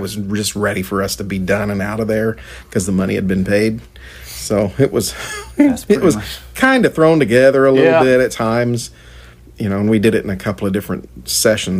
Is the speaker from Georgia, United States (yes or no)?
no; Indiana, United States; here in Indianapolis in my home state